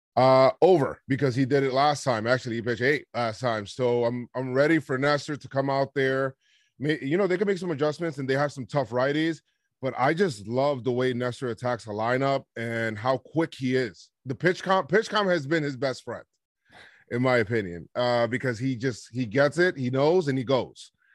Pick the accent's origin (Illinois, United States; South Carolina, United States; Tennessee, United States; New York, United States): New York, United States; growing up in New York